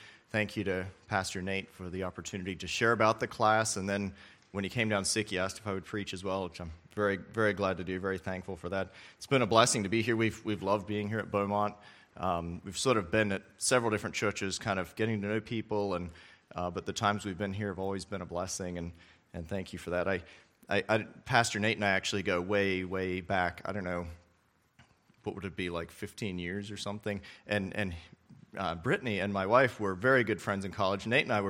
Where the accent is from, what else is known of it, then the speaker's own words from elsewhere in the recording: Australia; I remember when I was younger, I grew up in Australia as a missionary kid there